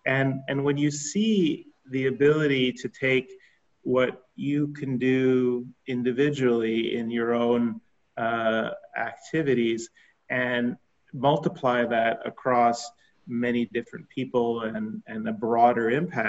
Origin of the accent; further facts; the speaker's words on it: Colombia; also born or lived in Philippines; Growing up in South America and Colombia and in Asia and the Philippines, I guess it's shaped me in a couple of different ways.